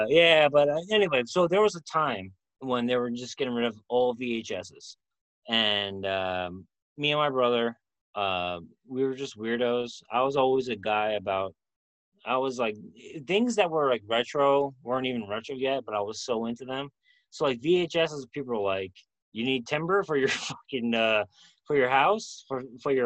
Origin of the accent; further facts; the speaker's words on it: New York City, New York, United States; Madison Square Garden, my hometown, our hometown